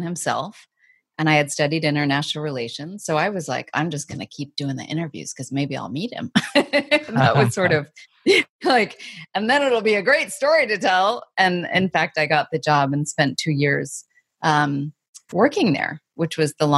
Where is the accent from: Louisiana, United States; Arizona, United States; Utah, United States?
Arizona, United States; moved away; also born or lived in New York / Asia; I grew up in Arizona, kind of small town